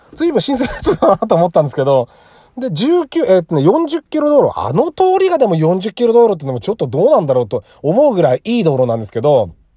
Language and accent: Japanese; Saitama, Japan; 地元が埼玉で都内だった